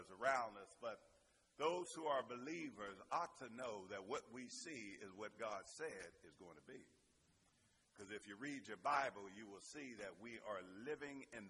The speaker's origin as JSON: {"language": "English", "town": "Pittsburgh", "region": "Pennsylvania", "country": "United States", "accent": "Pittsburgh", "said": "my little Pittsburgh accent"}